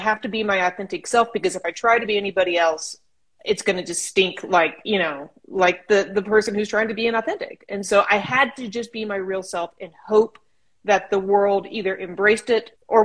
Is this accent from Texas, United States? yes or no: no; Edison, California, United States; moved away as an adult; also born or lived in San Diego / London / Nairobi; now in Los Angeles, United States; I grew up in a town of 203 people. Yeah, it's small. Outside of Bakersfield. It's called Edison